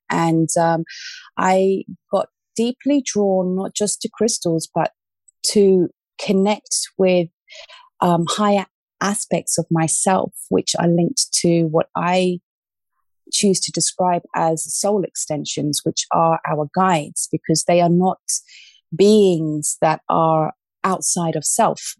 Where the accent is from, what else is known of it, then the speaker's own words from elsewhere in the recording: London, United Kingdom; moved away as an adult; also born or lived in Australia; now in Ibiza, Spain; I was born in Australia, um, but I grew up in the UK, in London, southwest London.